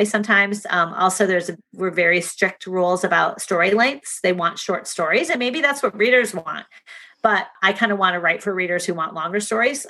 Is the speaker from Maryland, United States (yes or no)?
no; Shaker Heights, Ohio, United States; moved away; my hometown of Shaker Heights, Ohio